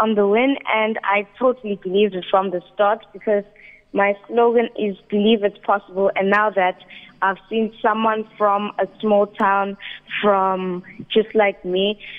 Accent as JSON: {"language": "English", "town": "Richards Bay", "region": "KwaZulu-Natal", "country": "South Africa", "said": "I'm 12 years old and I'm from KZN, Richards Bay."}